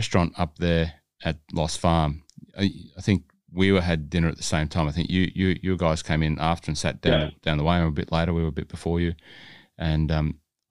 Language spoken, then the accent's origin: English; Hunter Valley, New South Wales, Australia; I'm from the Hunter Valley